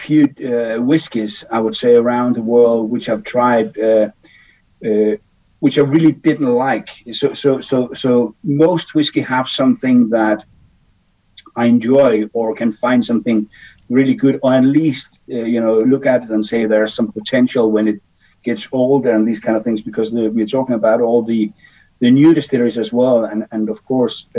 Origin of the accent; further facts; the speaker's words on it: Denmark; moved away; I was born in Denmark back in the days, 54 years ago.